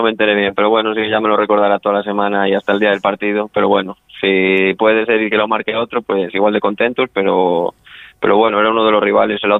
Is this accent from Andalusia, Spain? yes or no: no; Ponferrada, Castile and León, Spain; Sí, soy de Ponferrada, soy de Ponferrada. Soy de Ponferrada, que está a 70 kilómetros de allí, está mi domicilio.